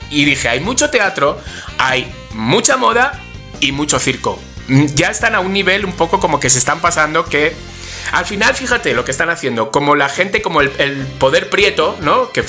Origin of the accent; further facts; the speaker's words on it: Spain; como soy español